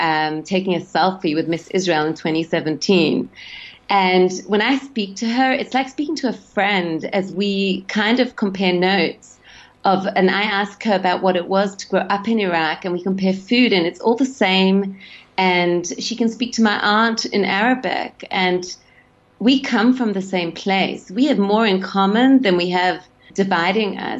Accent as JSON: {"language": "English", "town": "Sydney", "region": "New South Wales", "country": "Australia", "tie": "born or raised there", "moved": "yes", "said": "I grew up in Sydney."}